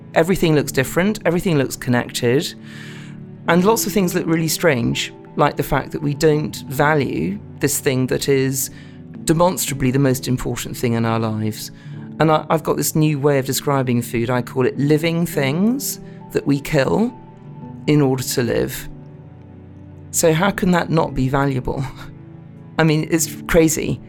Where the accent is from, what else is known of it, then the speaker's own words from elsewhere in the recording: London, United Kingdom; I'm a Londoner, I was brought up in, in central London